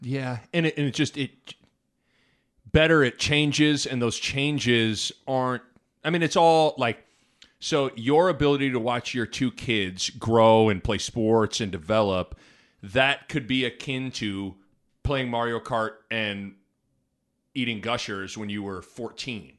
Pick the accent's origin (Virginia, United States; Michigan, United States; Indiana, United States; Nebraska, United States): Nebraska, United States; Lincoln; growing up in Nebraska and growing up in Lincoln